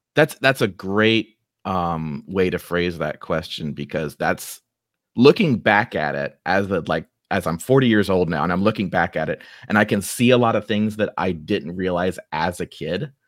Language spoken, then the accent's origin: English; Dayton, Ohio, United States; accent: Ohioan; also born or lived in Beavercreek; I grew up right here in Dayton